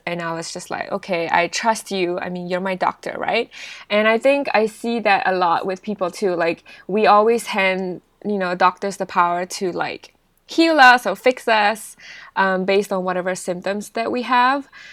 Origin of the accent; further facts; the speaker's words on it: Singapore; moved away; also born or lived in United Kingdom; I'm actually Singaporean